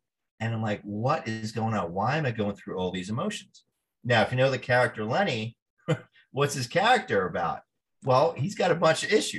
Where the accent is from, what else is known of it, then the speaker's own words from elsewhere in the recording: Hudson County, New Jersey, United States; now in Florida, United States; I born and raised in a lower middle class Hudson County, New Jersey, Kearney